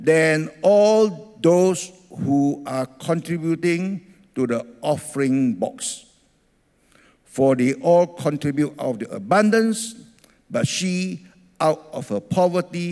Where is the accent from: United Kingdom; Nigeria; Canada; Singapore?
Singapore; also born or lived in Ethiopia; I grew up in Singapore